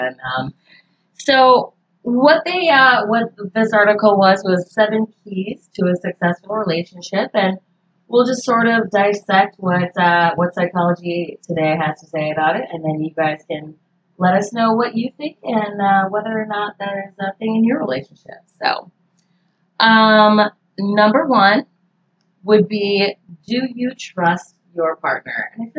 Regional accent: the North, United States; now in North Carolina, United States; Like, I'm from the North. I've just moved to North Carolina this year

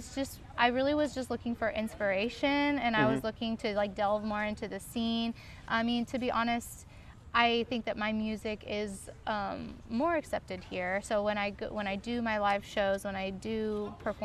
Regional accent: Blue Springs, Missouri, United States; also born or lived in Torrance, California; now in Los Angeles, United States; I grew up in like Blue Springs area

